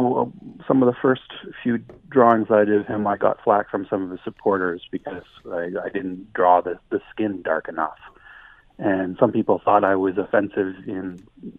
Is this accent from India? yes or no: no; Canada; we're Canadian